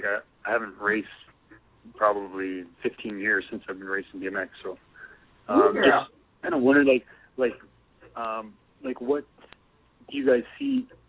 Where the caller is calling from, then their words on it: Canada; I'm calling from Canada.